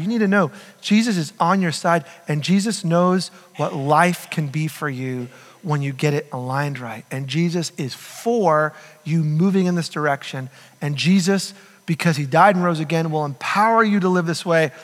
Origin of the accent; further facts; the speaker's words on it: United States; We're American.